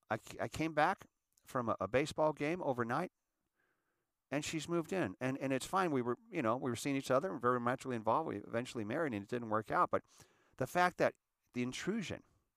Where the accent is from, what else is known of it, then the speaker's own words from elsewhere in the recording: Erie, Pennsylvania, United States; Because I was raised in Erie.